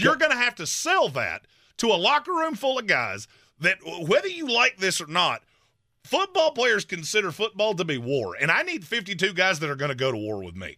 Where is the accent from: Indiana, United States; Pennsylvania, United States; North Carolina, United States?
North Carolina, United States; I'm from North Carolina